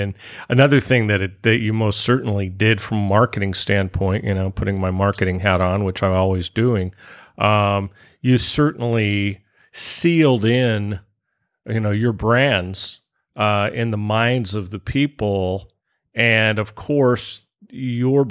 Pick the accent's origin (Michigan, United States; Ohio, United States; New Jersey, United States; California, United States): California, United States; San Francisco Bay Area; moved away as an adult; the San Francisco Bay Area, my birthplace and former home